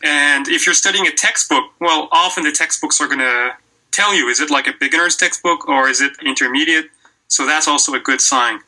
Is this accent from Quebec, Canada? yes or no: yes; Quebec, Canada; moved away as an adult; also born or lived in Western Canada / Australia / South Korea; back in Quebec, where I'm originally from